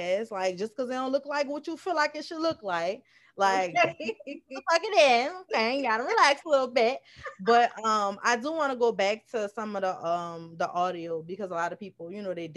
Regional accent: New Orleans, Louisiana, United States; accent: NOLA; I'm from New Orleans, Louisiana.

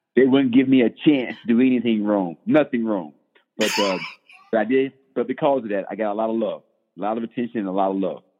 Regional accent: Bladenboro, North Carolina, United States; moved away; I'm originally from Bladenboro, North Carolina, one small, uh, one stop light town in North Carolina

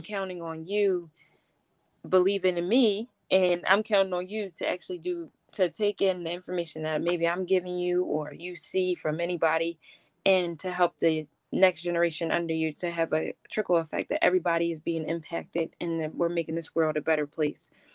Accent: Philadelphia, Pennsylvania, United States; I'm from Philadelphia

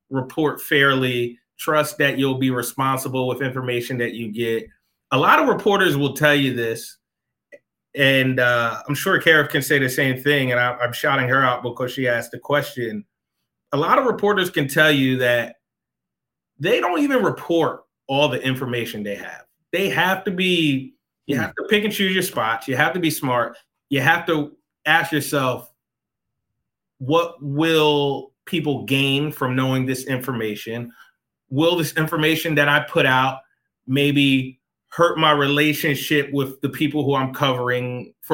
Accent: Philadelphia, Pennsylvania, United States; moved away; I grew up in Philadelphia. My family is still in Philadelphia

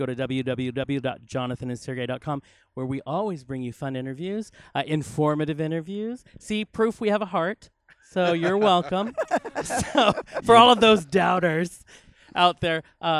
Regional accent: Spokane, Washington, United States; now in Los Angeles, United States; you know, we mentioned earlier we came from Spokane. Well, LA, of course, is 20 times larger.

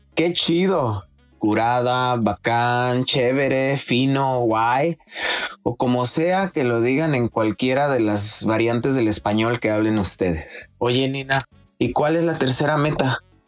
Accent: Mexico; moved away; un mexicano perdido en Asia

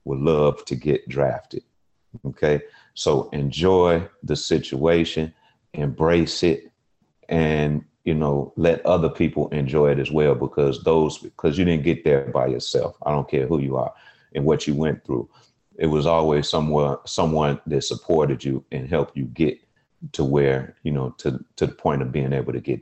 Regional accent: Chicago, Illinois, United States; my family, we're from Chicago

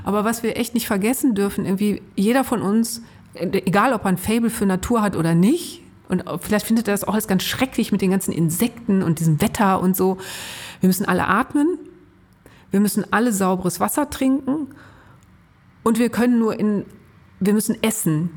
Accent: Ruhr area, North Rhine-Westphalia, Germany; Also ich bin im Ruhrgebiet groß geworden, weit weg vom Meer und als ordentliche Nordrhein-Westfälin

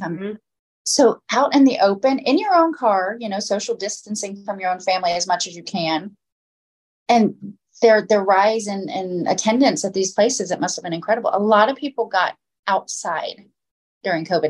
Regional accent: Florida, United States; I grew up in Florida

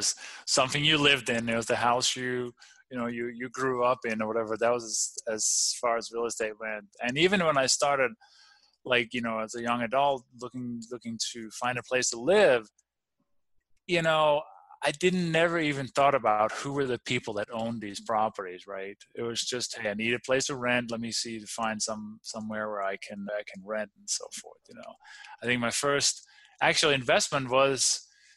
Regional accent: Denmark; born or raised there; moved away; also born or lived in Copenhagen

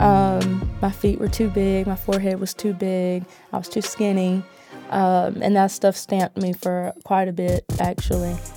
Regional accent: Asheboro, North Carolina, United States; now in Greensboro, United States; I was born and raised in Ashboro, North Carolina

